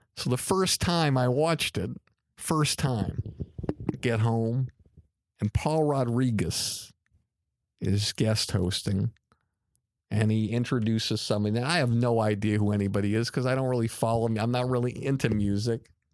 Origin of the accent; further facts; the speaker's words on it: Longmeadow, Massachusetts, United States; as a young boy growing up in Long Meadow, Massachusetts